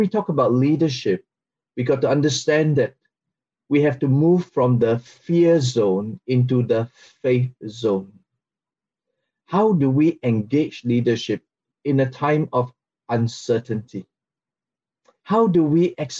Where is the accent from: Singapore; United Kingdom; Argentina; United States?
Singapore; from Singapore